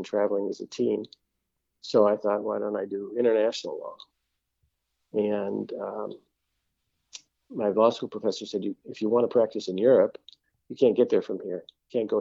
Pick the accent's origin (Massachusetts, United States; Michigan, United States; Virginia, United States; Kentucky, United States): Michigan, United States; Detroit; also born or lived in Oak Park, Michigan; I was born in Detroit. I grew up until high school in Northwest Detroit, then moved to Oak Park, graduated high school from Oak Park